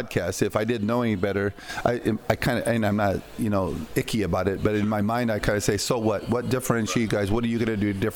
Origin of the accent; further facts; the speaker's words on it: Iowa, United States; also born or lived in Costa Rica; working on the farms in Iowa